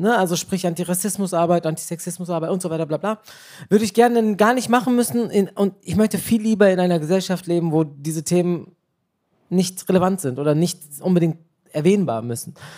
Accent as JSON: {"language": "German", "town": "Bielefeld", "region": "North Rhine-Westphalia", "country": "Germany", "tie": "born or raised there", "also_born_or_lived": "Turkey", "moved": "as an adult", "lives_now": "Cologne, Germany", "said": "meine Eltern stammen aus der Türkei, ich bin in Bielefeld geboren"}